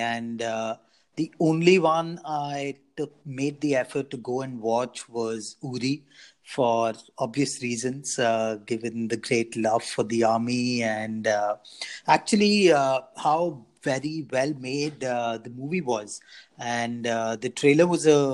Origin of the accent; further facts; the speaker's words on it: India; also born or lived in Chennai / Bangalore; now in London, United Kingdom; we as Indians